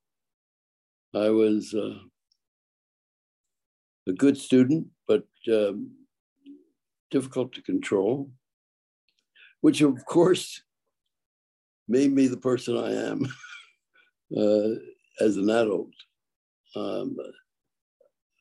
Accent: Philadelphia, Pennsylvania, United States; also born or lived in Brooklyn, New York; my mother moved back to Philadelphia with me. And I spent my early years in the street learning how to survive

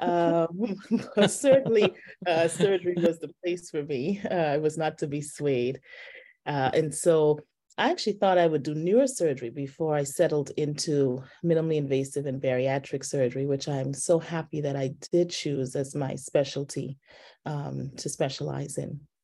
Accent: Nassau, New Providence, Bahamas; moved away as an adult; also born or lived in Baltimore / Southern California / Washington, D.C. / Cleveland; now in Atlanta, United States; I grew up in the islands of the Bahamas. I'm originally from Nassau

